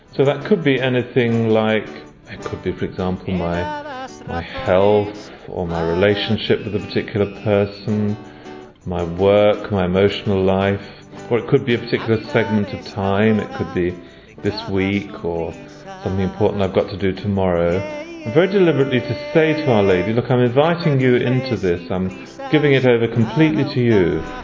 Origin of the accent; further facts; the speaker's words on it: London, United Kingdom; I'm from London in England